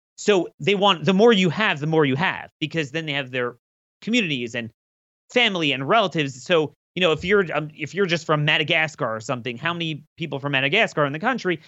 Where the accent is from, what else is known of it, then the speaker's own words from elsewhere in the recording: Maryland, United States; I'm from Maryland